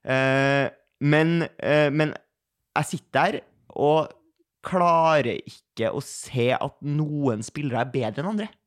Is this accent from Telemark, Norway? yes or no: no; Oslo, Norway; jeg, kom fra Majorstua